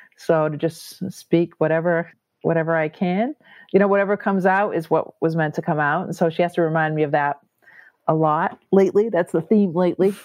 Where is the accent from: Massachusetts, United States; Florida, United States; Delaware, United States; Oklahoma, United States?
Massachusetts, United States; I'm from Massachusetts